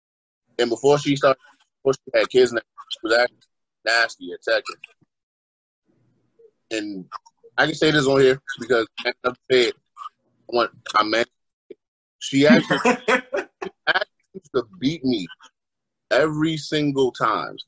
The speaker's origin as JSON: {"language": "English", "area": "Hyattsville", "region": "Maryland", "country": "United States", "tie": "born or raised there", "also_born_or_lived": "Wheaton, Maryland / Indiana", "said": "I lived most of my life in growing up wise in Hinesville, Maryland"}